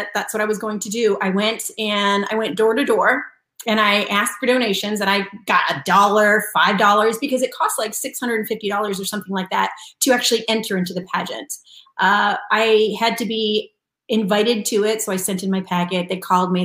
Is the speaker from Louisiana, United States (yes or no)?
no; Franklinville, New York, United States; now in California, United States; I come from a tiny little town. It's called Franklinville, New York, and it's in upstate near Buffalo